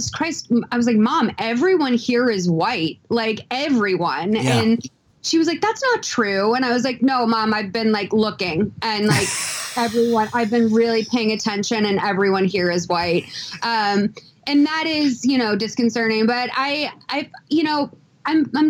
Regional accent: Lexington, Massachusetts, United States; moved away; I grew up in Lexington, Massachusetts.

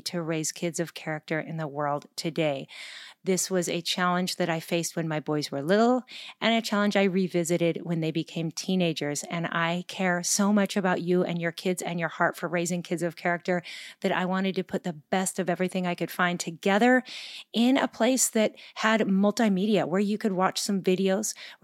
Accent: Gig Harbor, Washington, United States; my hometown of Gig Harbor, Washington.

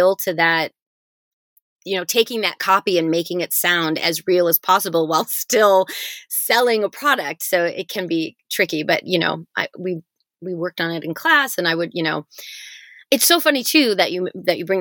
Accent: Michigan, United States; I grew up in Michigan

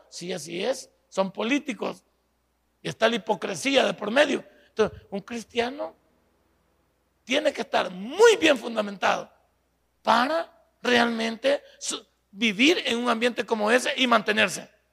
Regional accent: El Salvador

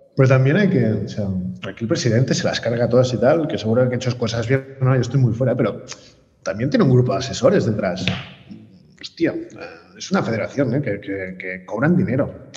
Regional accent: Barcelona, Catalonia, Spain; yo soy de Barcelona

